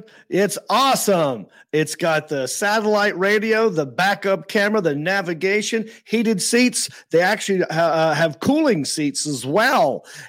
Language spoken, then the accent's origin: English; North Carolina, United States; because I'm from North Carolina